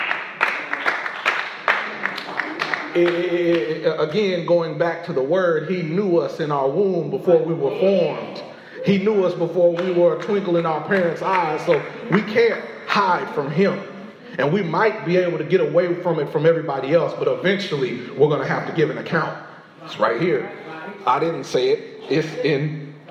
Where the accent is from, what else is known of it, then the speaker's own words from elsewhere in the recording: Indiana, United States; I'm just somebody from Indiana